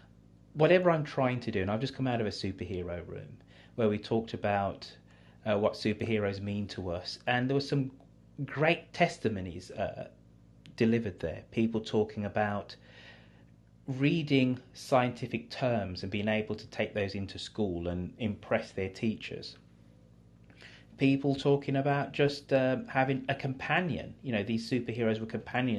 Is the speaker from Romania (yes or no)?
no; Birmingham, West Midlands, United Kingdom; accent: English; now in California, United States; So I am a black Brummie from England in the United Kingdom